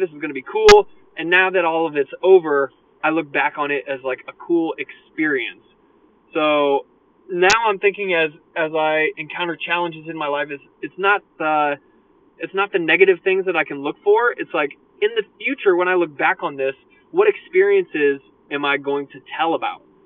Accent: United States; I'm from America

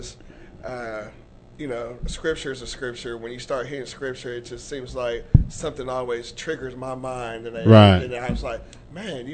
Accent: Georgia, United States; I'm from Georgia

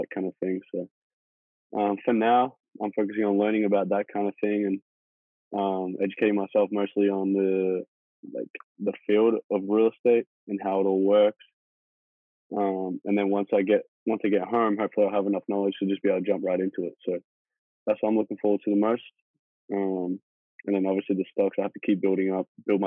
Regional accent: Australia; moved away as an adult; now in United States; I'm originally from Australia. I'm currently in college in America

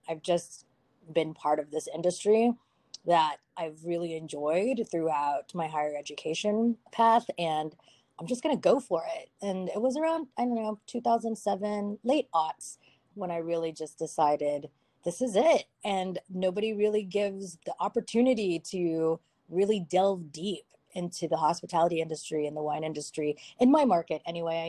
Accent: Dallas, Texas, United States; also born or lived in Philippines; now in Austin, United States; I was originally born in the Philippines. And then my mom, very common in the Filipino culture, is for women to get recruited into nursing programs into the United States. And so my mom got recruited into a nursing program at the Baylor Medical Center in Dallas. That's where I grew up.

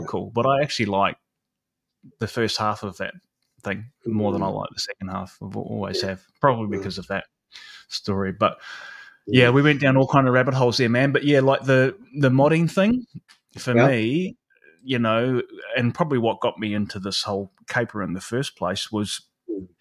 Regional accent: New Zealand; moved away; I grew up in New Zealand, which some people know, not Australia.

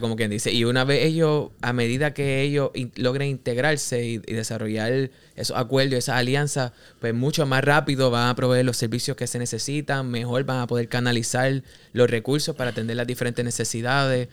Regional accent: Cabo Rojo, Puerto Rico; Yo soy de Cabo Rojo y lo digo con orgullo

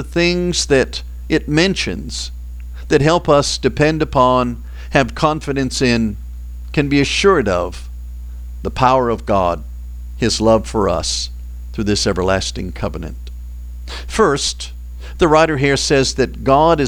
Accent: Boston, Massachusetts, United States; I grew up in Boston

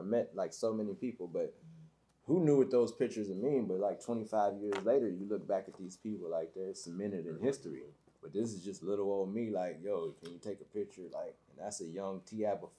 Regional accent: Detroit, Michigan, United States; moved away; also born or lived in Atlanta; Like I'm a kid from Detroit

